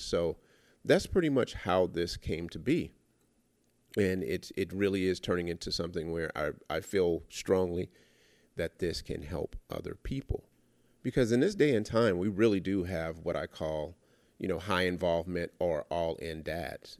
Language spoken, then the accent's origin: English; Los Angeles, California, United States; I was born and raised in South Central L A.